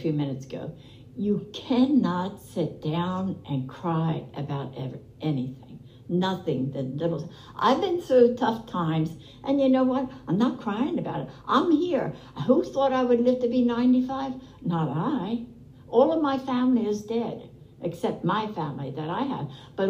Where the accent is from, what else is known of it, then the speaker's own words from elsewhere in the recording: Lansdale, Pennsylvania, United States; now in Absecon, United States; I'm from originally from Pennsylvania